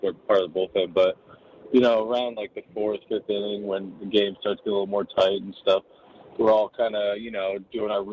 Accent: New York, United States; growing up in New York

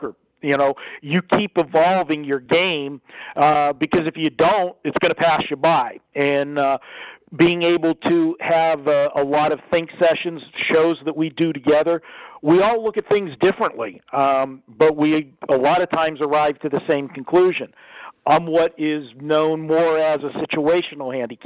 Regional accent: Pittsburgh, Pennsylvania, United States; moved away as an adult; now in Las Vegas, United States; being from Western Pennsylvania, Pittsburgh

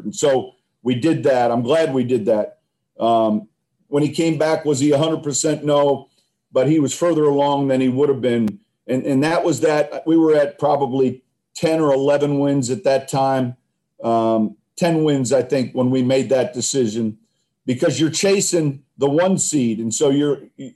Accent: Illinois, United States; I'm from Illinois

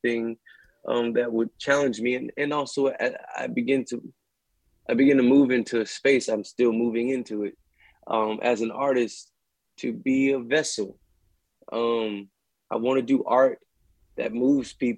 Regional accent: New Orleans, Louisiana, United States; I'm from New Orleans

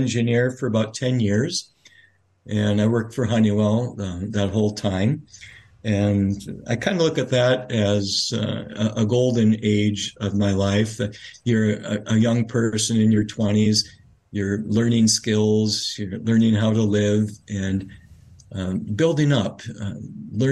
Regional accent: Grand Forks, North Dakota, United States; moved away as an adult; now in Mount Angel, United States; I come from North Dakota, Grand Forks, North Dakota, a town of about 40,000 people

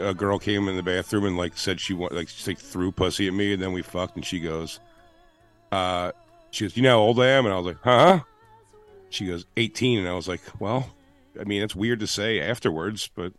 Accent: Philadelphia, Pennsylvania, United States; accent: Philly; moved away as an adult; now in New York, United States; He loved my Philly accent so much when I moved here.

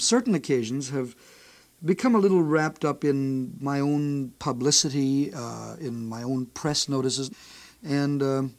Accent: Chicago, Illinois, United States; back in Chicago, my hometown.

